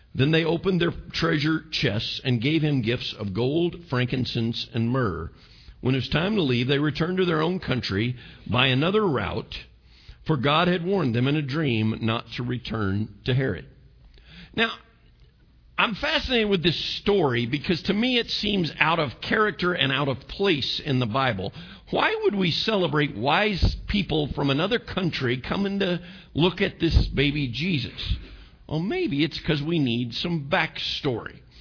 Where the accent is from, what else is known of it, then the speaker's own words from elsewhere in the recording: United States; I'm American